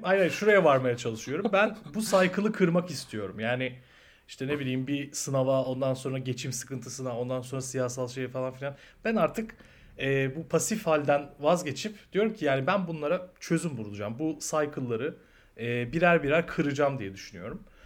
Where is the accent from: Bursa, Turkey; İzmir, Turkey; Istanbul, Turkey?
Bursa, Turkey; ben Bursa'da büyüdüm.